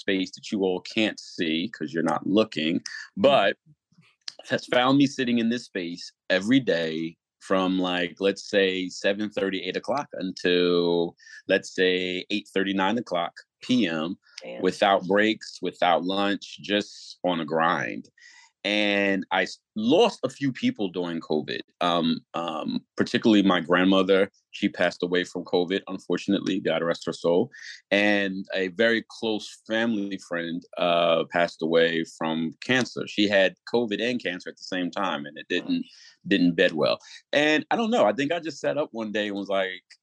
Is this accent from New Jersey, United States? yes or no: yes; Newark, New Jersey, United States; also born or lived in Harlem, New York; now in New York, United States; I am from Newark, New Jersey, but I have been living in Harlem for well over a decade.